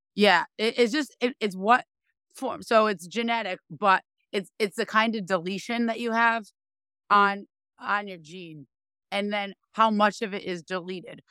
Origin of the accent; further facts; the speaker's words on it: Rhode Island, United States; I am from Rhode Island